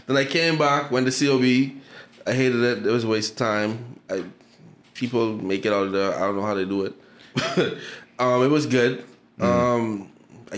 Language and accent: English; Nassau, Bahamas; I was born in Nassau